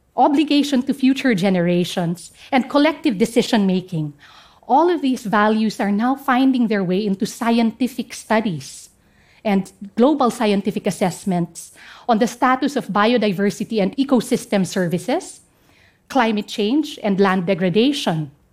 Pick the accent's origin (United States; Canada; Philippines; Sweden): Philippines; Central Mountain Range, Cordillera Administrative Region; English is a second language; I come from the Central Mountain Range of the northern part of the Philippines.